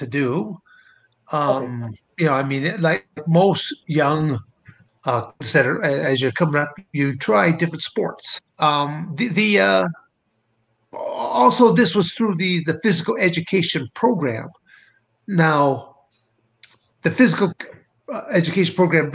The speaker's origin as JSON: {"language": "English", "town": "Montrose", "region": "Michigan", "country": "United States", "tie": "born or raised there", "also_born_or_lived": "Arizona", "moved": "as an adult", "lives_now": "Coldwater, United States"}